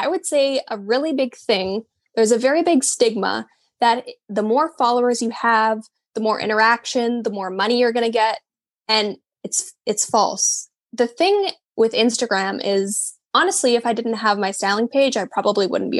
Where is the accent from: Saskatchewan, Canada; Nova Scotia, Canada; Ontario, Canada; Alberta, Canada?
Alberta, Canada; Calgary; moved away as an adult; now in Vancouver, Canada; I'm originally from Calgary and I moved to Vancouver. I've been here almost 2 years now